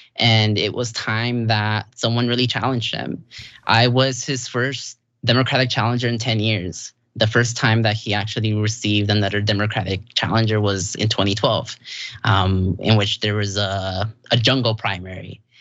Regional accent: Santa Ana, California, United States; I'm from Santa Ana.

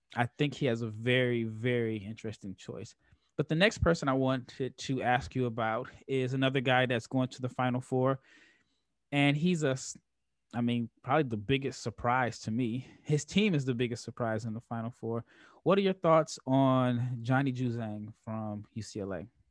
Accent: Omaha, Nebraska, United States; moved away; I'm from Omaha

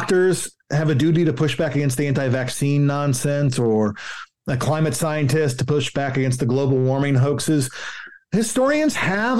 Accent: Tennessee, United States; I'm from Tennessee

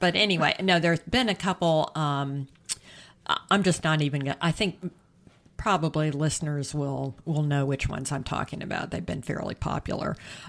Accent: South Carolina, United States; it takes place in South Carolina, my home state, in the 1920s.

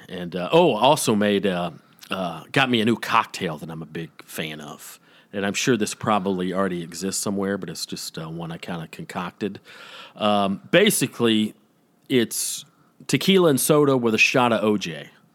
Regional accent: Atlanta, Georgia, United States; I'm from Georgia

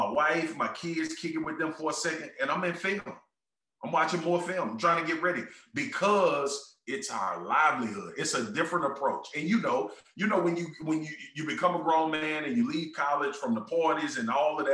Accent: Baton Rouge, Louisiana, United States; I'm from South Baton Rouge. We don't make it out of here.

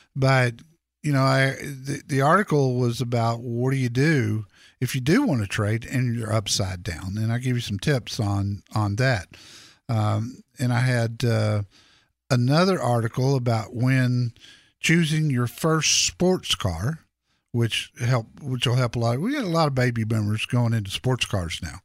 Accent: Dallas, Texas, United States; I grew up in Dallas

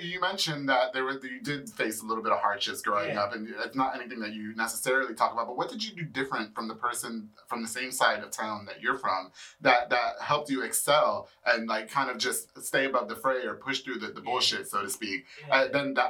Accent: New York, United States; moved away; I'm from New York

